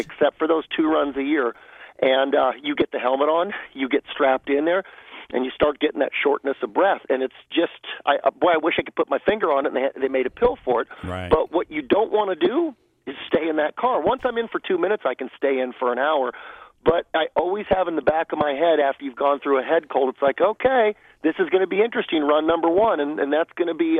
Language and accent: English; Los Angeles, California, United States; I grew up in the San Fernando Valley, uh, about uh, 45 miles from Pomona